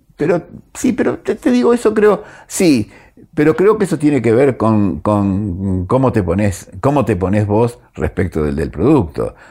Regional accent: Argentina; uno como argentino, como gente argentino

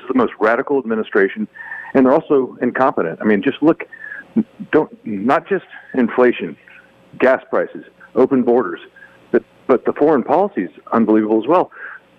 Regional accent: Texas, United States; my home state of Texas

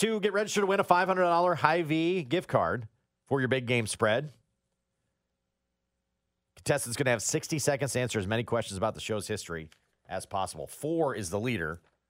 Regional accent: Iowa, United States; I am from Iowa.

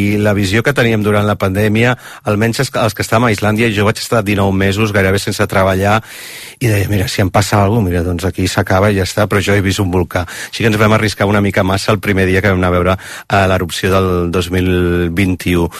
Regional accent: Barcelona, Catalonia, Spain; born or raised there; moved away as an adult; now in Iceland

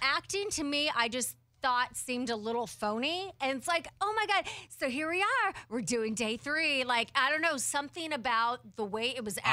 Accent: Portland, Oregon, United States; my hometown

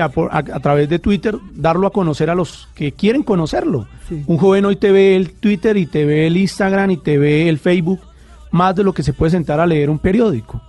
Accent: Colombia

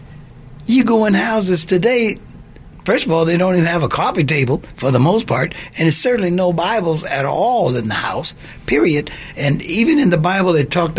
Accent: Oakland, California, United States; I grew up in Oakland

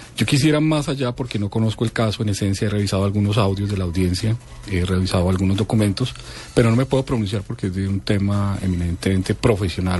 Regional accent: Colombia; yo creo que como colombiano, más allá que como profesional del derecho

